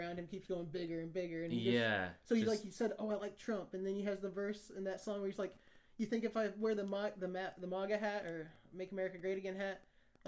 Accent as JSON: {"language": "English", "region": "Kansas", "country": "United States", "moved": "yes", "said": "I'm from Kansas"}